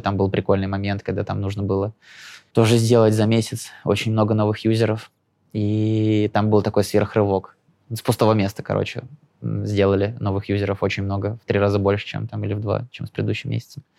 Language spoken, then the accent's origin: Russian; Lyubertsy, Moscow Oblast, Russia; со своего района, с Желебинского, я из Люберец, ну, типа, из Желебина, Люберец